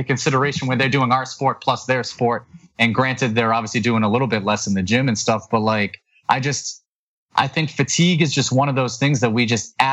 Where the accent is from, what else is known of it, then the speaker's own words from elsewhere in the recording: New England, United States; I'm from New England